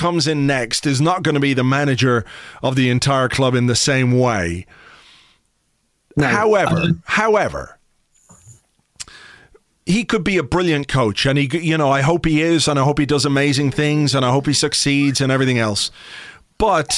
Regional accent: Ireland

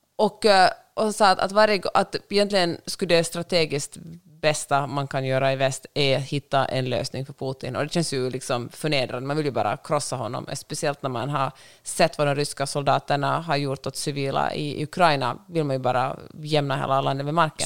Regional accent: Finland; Jag är finlandssvensk.

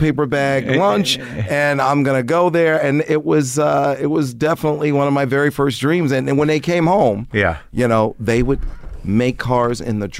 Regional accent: Detroit, Michigan, United States; now in Los Angeles, United States; Detroit, Michigan. I was born in Detroit.

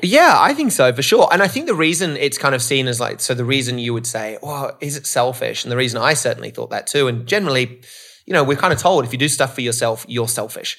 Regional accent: Australia; moved away as an adult; also born or lived in Canada; now in Los Angeles, United States; I grew up in Australia, living in L A now

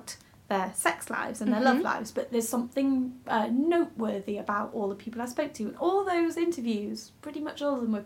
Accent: Macclesfield, North West England, United Kingdom; I'm from Macclesfield

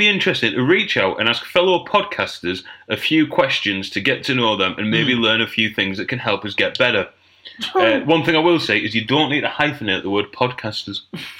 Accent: Middlesbrough, North East England, United Kingdom; I'm from Middlesbrough.

